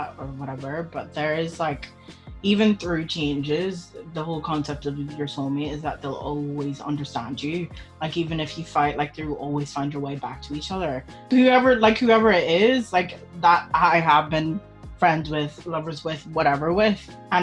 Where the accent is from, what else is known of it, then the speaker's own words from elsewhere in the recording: Belfast, Northern Ireland, United Kingdom; growing up in Belfast